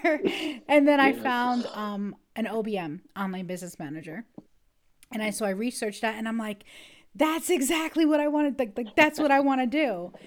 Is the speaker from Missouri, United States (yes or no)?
no; New York, United States; now in Ohio, United States; I am from Ohio, originally from New York State